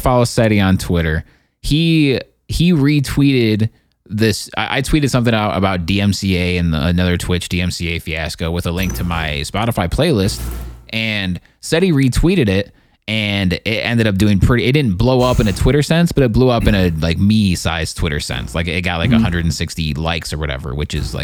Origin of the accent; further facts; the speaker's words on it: United States; I'm an American